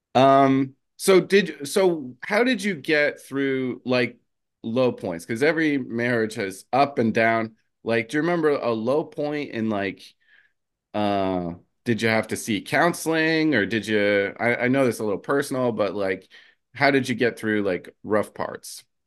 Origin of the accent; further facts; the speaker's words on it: New Jersey, United States; I'm from Jersey.